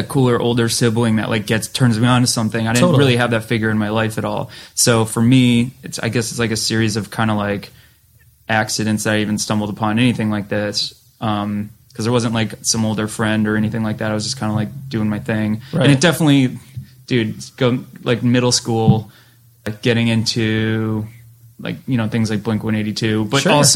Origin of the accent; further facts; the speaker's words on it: Western Massachusetts, United States; growing up in Western Mass